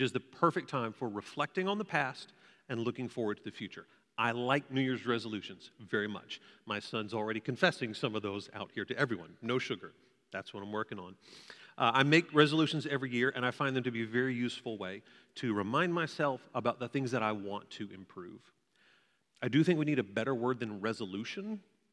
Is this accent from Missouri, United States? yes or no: no; Waco, Texas, United States; also born or lived in Fort Worth, Texas; I grew up in Waco, and I moved here to attend TCU